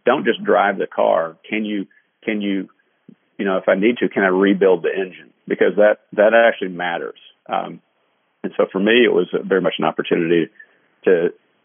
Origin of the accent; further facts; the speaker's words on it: Kentucky, United States; moved away; I'm from Kentucky